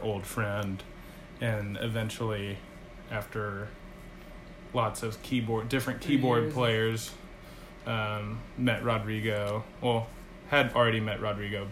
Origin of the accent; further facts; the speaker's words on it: Nashville, Tennessee, United States; we're all from Nashville